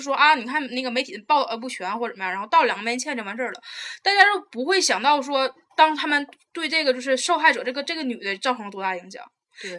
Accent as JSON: {"language": "Chinese", "country": "Taiwan", "moved": "yes", "said": "我是从台湾过来的"}